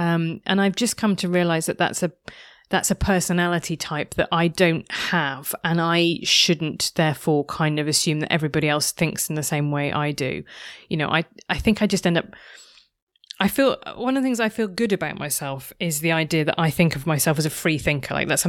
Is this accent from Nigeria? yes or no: no; United Kingdom; Like, that's just a very, like, I'm British.